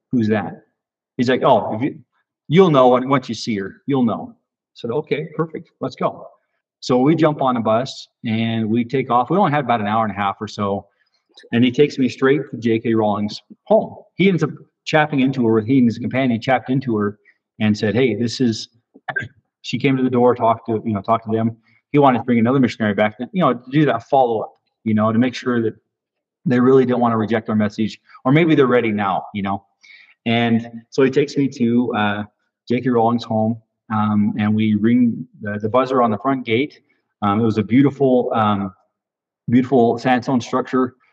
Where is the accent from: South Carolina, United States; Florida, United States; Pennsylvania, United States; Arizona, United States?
Arizona, United States; Phoenix; I was from Phoenix. You know, uh, originally uh, born, and, and then we moved later there later uh, from Phoenix to Ucon.